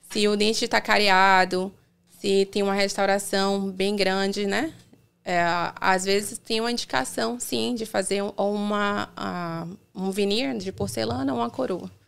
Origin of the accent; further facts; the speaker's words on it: Salvador, Bahia, Brazil; moved away as an adult; now in United States; Eu sou de Salvador